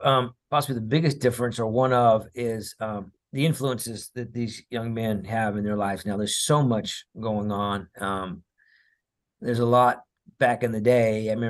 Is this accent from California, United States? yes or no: yes; Cerritos, California, United States; Remember, I grew up in just outside of Los Angeles in a city called Cerritos.